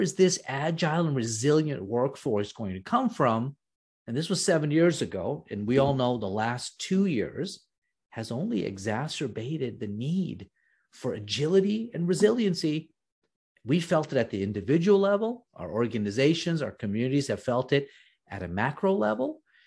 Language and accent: English; New York, United States; also born or lived in East Africa / India; I grew up in New York